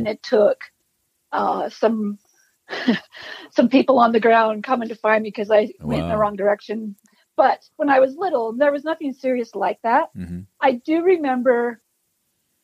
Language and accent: English; Salt Lake City, Utah, United States; moved away as an adult; now in Idaho, United States; I grew up in Salt Lake City, Utah